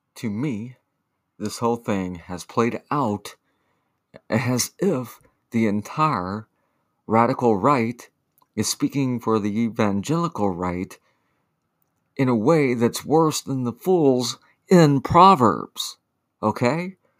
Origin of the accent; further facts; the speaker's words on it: the South, United States; I grew up in Ronald Reagan's America. Poor in the South